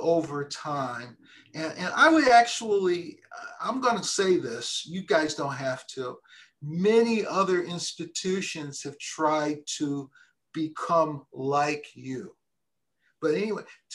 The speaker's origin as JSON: {"language": "English", "town": "Detroit", "region": "Michigan", "country": "United States", "said": "I'm from Detroit"}